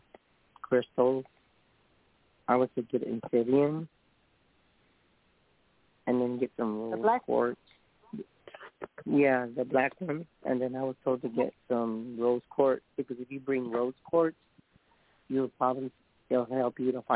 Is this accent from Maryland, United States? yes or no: no; San Antonio, Texas, United States; I'm from San Antonio